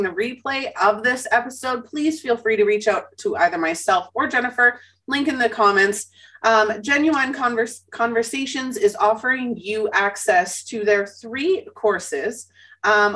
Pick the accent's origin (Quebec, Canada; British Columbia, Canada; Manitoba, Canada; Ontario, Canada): Manitoba, Canada; Winnipeg; Growing up in Winnipeg, you're taught, you know, to be friendly to everybody